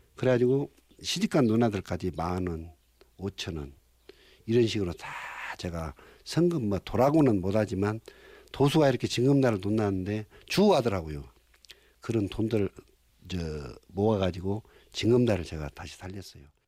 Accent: Imsil, North Jeolla, South Korea; 진매 고향은 떠날 수 없는 아직도 어머님이 탯줄이 나를 잡고 있는 숨쉬는 곳이다

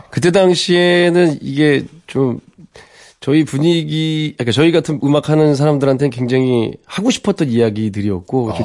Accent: Jecheon, North Chungcheong, South Korea; moved away as an adult; also born or lived in Seoul; 저는 이제 태, 어나길 거기서 태어나고 와우. 서울에 이제 대학교를 오면서 이제 상경을 한 건데 아. 그 고향에 대한 향수가 너무 강해서

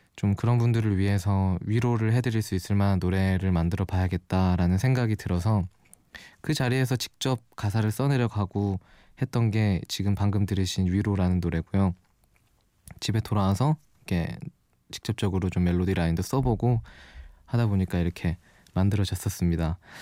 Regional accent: Daegu, South Korea; moved away as an adult; now in Seoul, South Korea; 제 고향이 서울이 아니고 대구거든요. 벌써 좀 티가 났을 수도 있는데 그 대구에서 살다가 작년 1월쯤에 혼자 서울로 올라와서

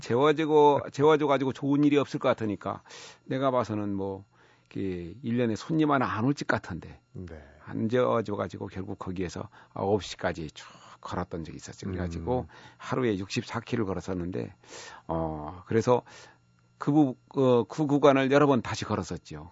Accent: near the source of the Seomjin River, North Jeolla, South Korea; 제가 섬진강 유역 예, 발원지 근처에서 나고 자랐었거든요.

